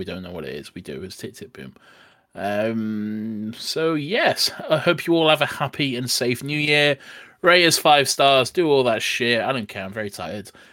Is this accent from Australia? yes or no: no; United Kingdom; As a British person